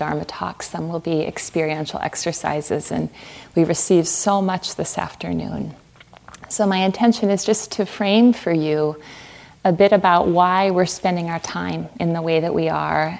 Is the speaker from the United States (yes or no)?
yes; Fargo, North Dakota, United States; moved away as an adult; also born or lived in Southwest United States; I grew up in Fargo, North Dakota, Fargo like the movie